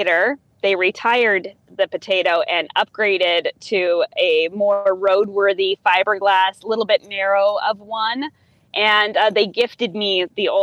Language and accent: English; Idaho, United States; my home state